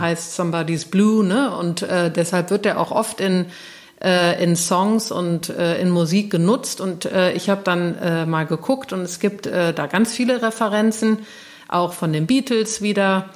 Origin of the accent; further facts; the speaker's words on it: Cologne, North Rhine-Westphalia, Germany; in Köln, an äh, hier Braunsfeld, wo, wo ich aufgewachsen bin